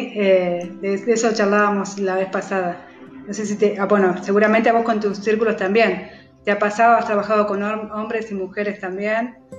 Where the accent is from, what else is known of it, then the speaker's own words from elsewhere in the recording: Entre Ríos, Argentina; moved away; also born or lived in Patagonia (south of Argentina); vivo hace aproximadamente 18 años en el sur, pero soy de Entre Ríos